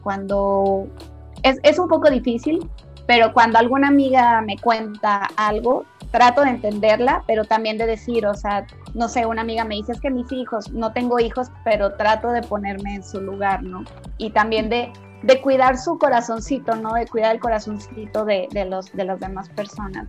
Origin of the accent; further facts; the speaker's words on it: Tabasco, Mexico; now in Guadalajara, Mexico; soy tabasqueña, llevo casi 18 años viviendo en Guadalajara